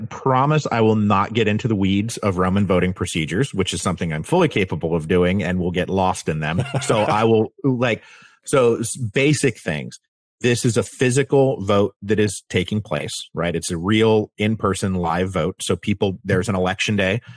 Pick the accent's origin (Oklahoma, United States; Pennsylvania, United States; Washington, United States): Washington, United States; I'm from Washington